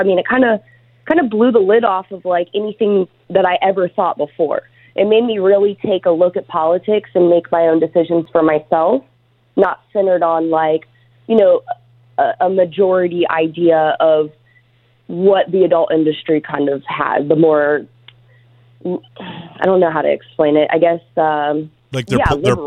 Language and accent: English; Ohio, United States; moved away as an adult; now in California, United States; I'm from Ohio. I moved to California 10 years ago